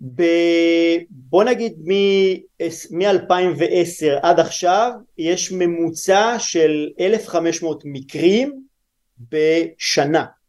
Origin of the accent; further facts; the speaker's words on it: Lehavim, Southern District, Israel; moved away as an adult; also born or lived in Italy; אני גדלתי בלהבים, ש... בדרום